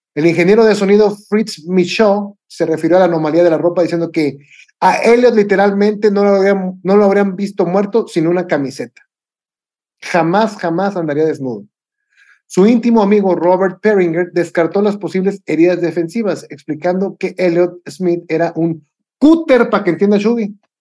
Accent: Mexico; como buen mexicano

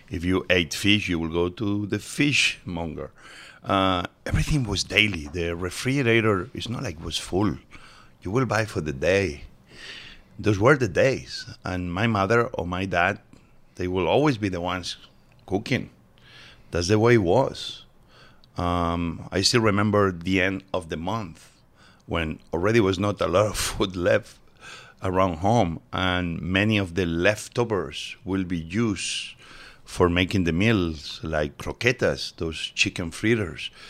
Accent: Mieres, Asturias, Spain; English is a second language; now in United States; I was born in Asturias, uh, mining area, in a tiny town called Mieres, and it's northern Spain. Yep, uh, uh, super green.

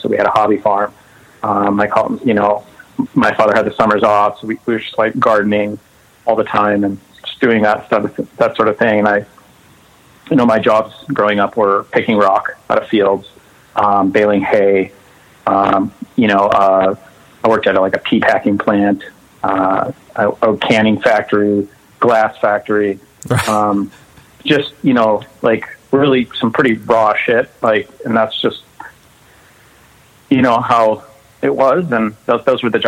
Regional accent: Northfield, Minnesota, United States; also born or lived in Southern California; I was born in southern Minnesota in a town called Northfield. We lived in the country

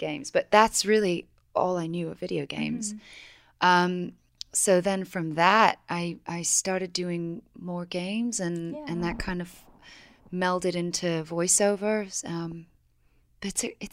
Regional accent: England, United Kingdom; moved away; I'm from England originally

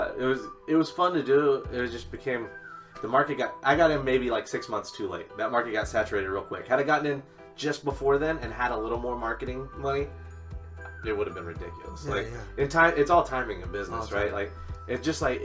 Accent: Hillsboro, Texas, United States; moved away; also born or lived in Dallas, Texas; Born in Dallas. We moved to Hillsboro when I was like 4

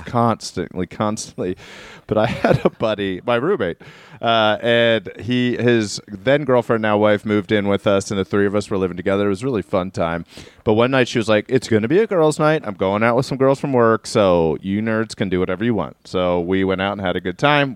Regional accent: Baltimore County, Maryland, United States; so I grew up in Maryland, in Baltimore County, Maryland

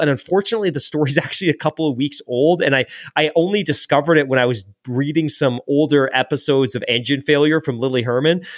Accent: England, United Kingdom; moved away; when I was growing up in England, I was in what they, eh, basically their, their equivalent of elementary school.

